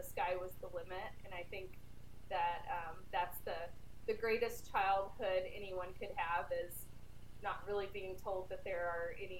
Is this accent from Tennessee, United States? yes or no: yes; Tullahoma, Tennessee, United States; moved away as an adult; also born or lived in New York / California; I grew up in Tullahoma, Tennessee, which is a town about an hour south of Nashville